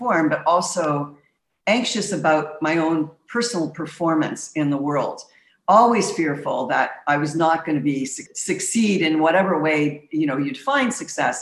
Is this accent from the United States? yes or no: no; Montreal, Quebec, Canada; I grew up in the streets of Montreal